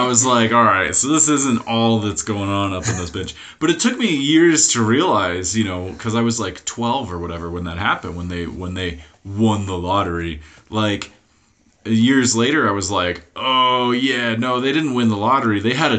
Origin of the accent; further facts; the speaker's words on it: Hawaii, United States; when I was growing up in Hawaii